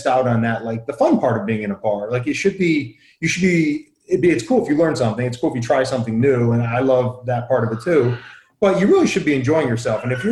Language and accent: English; Southern Connecticut, United States; I grew up in Southern Connecticut